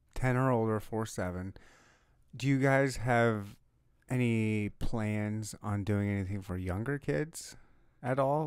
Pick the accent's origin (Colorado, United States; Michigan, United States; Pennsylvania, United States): Michigan, United States; now in Kansas City, United States; I was born and raised in Michigan